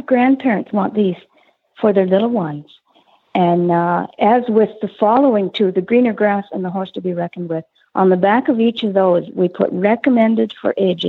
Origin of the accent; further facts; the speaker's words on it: Canada; being Canadian born and bred